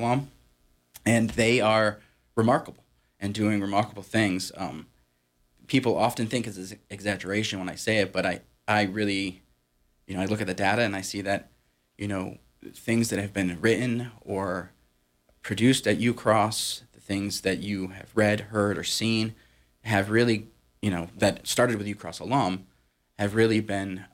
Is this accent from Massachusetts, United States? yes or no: yes; Massachusetts, United States; moved away as an adult; also born or lived in upstate New York; I grew up in Massachusetts